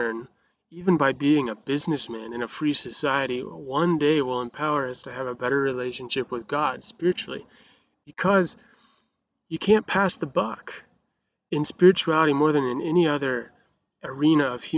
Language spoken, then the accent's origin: English; Montana, United States; I grew up in Montana, which is the freest place on the whole planet